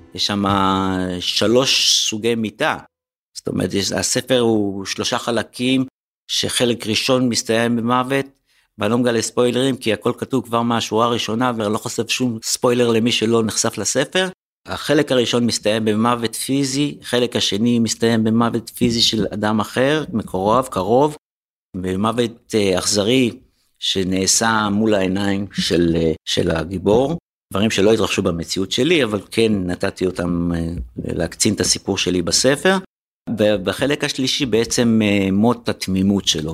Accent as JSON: {"language": "Hebrew", "town": "Tel Aviv", "region": "Tel Aviv District", "country": "Israel", "tie": "born or raised there", "said": "שאני חוויתי בתור ילד בשוק הזה"}